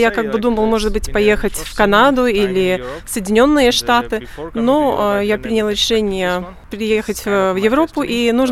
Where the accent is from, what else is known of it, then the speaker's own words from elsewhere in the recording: Punjab, India; Russian is a second language; Я окончила программу бакалавра по аэронавтике в Индии, в моем родном городе Панджаб.